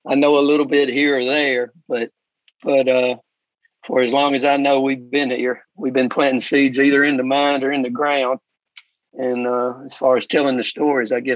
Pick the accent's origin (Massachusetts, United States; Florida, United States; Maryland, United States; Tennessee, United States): Tennessee, United States; Brownsville; I'm actually living in a house I grew up